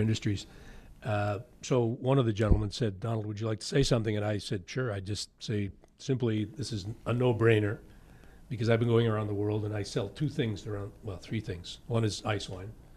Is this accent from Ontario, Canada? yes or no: yes; St. Catharines, Ontario, Canada; also born or lived in Niagara-on-the-Lake; I was born in St. Catharines.